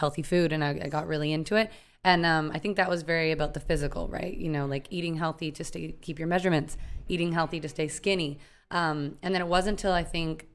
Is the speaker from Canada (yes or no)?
yes; Canada; now in Miami, United States; I'm originally from Canada